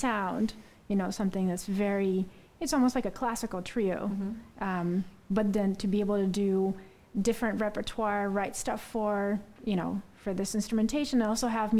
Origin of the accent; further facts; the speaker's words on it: Russia; moved away; I'm from Russia, originally